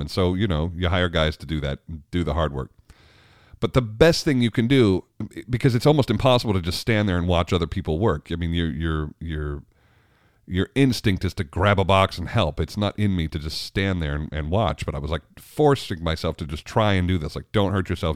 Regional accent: New York, United States; moved away as an adult; also born or lived in Richmond; I grew up in New York

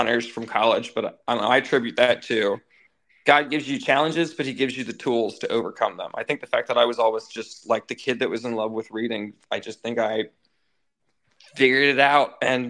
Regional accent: Dayton, Ohio, United States; now in Florida, United States; I'm from Dayton, Ohio.

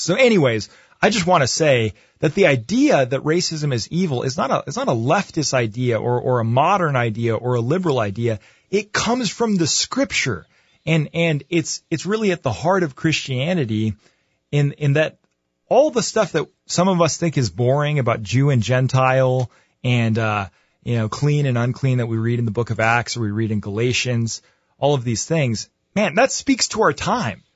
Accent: United States; as a white guy growing up in America

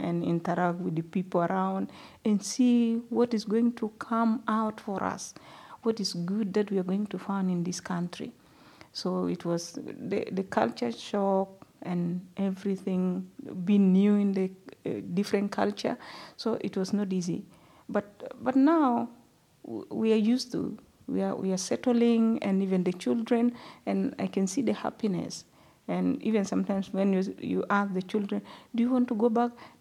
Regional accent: South Sudan; moved away as an adult; also born or lived in Uganda; now in Perth, Australia; I'm originally from South Sudan.

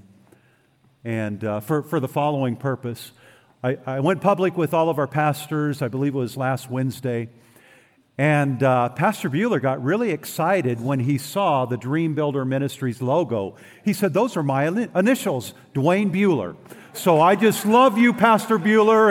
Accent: Oroville, California, United States; I was raised in Northern California, Oroville, California

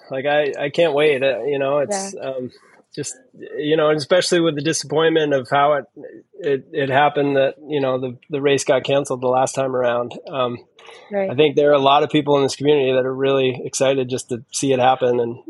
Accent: East Coast, United States; I grew up on the East Coast, and there isn't like a circuit of races like that out there.

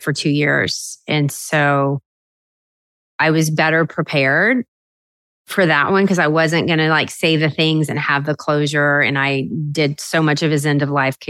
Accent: South Louisiana, United States; I grew up in South Louisiana where girls didn't become doctors

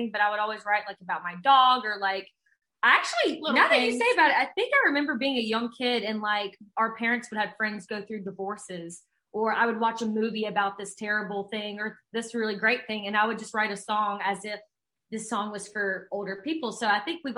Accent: Mississippi Delta, United States; we grew up in the Mississippi Delta, and we started playing the blues

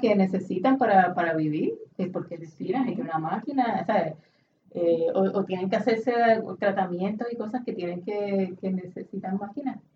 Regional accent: Puerto Rico; como puertorriqueño

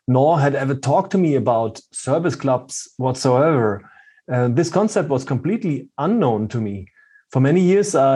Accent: Germany; born or raised there

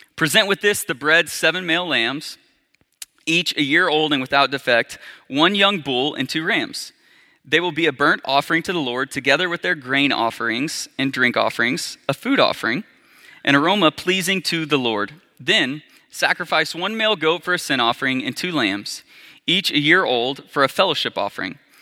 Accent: Arkansas, United States; I grew up, was born and raised in Arkansas

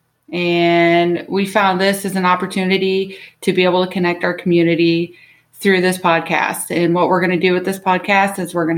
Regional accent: Overland Park, Kansas, United States; also born or lived in Arkansas / Louisiana; now in Kansas City, United States; I am from the Olathe, Overland Park, Kansas area. I went to Blue Valley West

